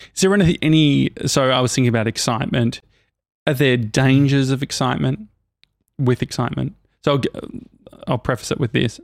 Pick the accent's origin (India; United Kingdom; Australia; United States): Australia; I'm from Australia